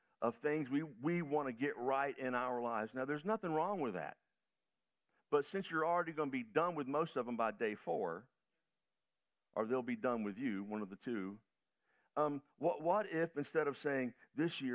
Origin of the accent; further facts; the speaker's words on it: United States; being an American traveling around the world